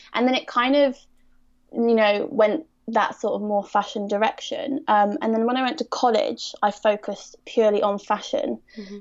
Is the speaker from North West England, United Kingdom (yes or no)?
no; Surrey, South East England, United Kingdom; I'm from Surrey